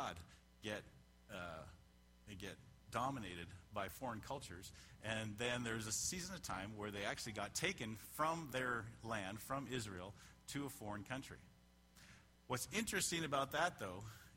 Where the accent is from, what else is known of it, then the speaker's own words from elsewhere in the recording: Canada; moved away; I'm a Canadian, so I immigrated from Canada.